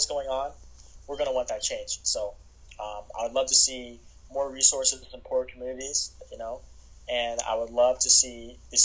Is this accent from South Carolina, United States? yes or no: yes; South Carolina, United States; I'm from South Carolina, and it's in some parts of our state, like the state I live